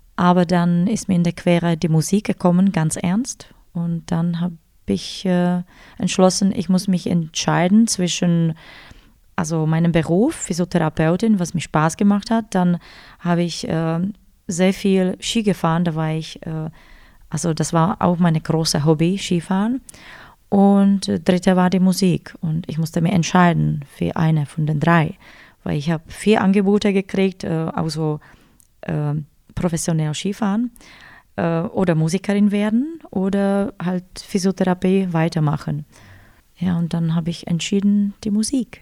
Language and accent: German; Ostrava, Moravian-Silesian Region, Czechia; born or raised there; German is a second language; moved away as an adult; now in Füssen, Germany